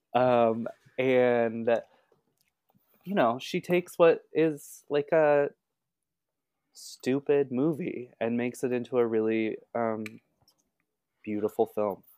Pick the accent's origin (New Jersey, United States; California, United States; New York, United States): California, United States; Southern; growing up in Southern California, like, that beachy vibe.